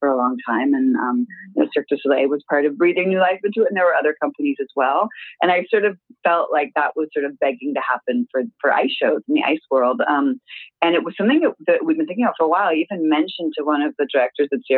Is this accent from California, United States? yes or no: yes; California, United States; now in Montreal, Canada; I'm from California